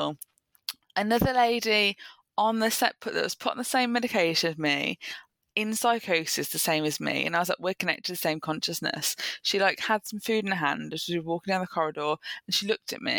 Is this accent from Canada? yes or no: no; Birmingham, West Midlands, United Kingdom; Came back to my hometown